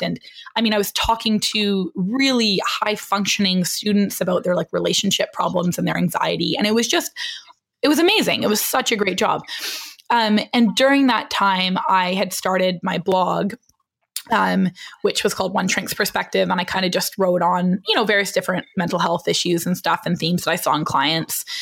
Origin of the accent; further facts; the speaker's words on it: British Columbia, Canada; moved away as an adult; also born or lived in Vancouver, Canada; now in New York, United States; I'm like a BC girl. I was born and raised in the middle of British Columbia.